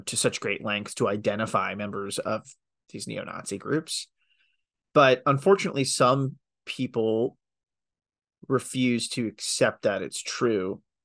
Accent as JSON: {"language": "English", "town": "Colleyville", "region": "Texas", "country": "United States", "tie": "born or raised there", "said": "I grew up in Colleyville, which is next to Grapevine."}